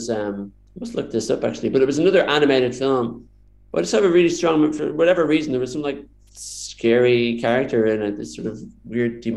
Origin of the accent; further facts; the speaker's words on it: Dublin, Leinster, Ireland; I grew up in Dublin